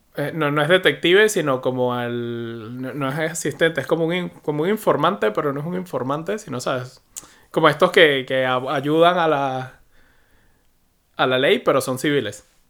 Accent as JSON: {"language": "Spanish", "country": "Venezuela", "also_born_or_lived": "United Kingdom", "moved": "as an adult", "said": "Yo nunca he usado blocker hasta que salí de Venezuela"}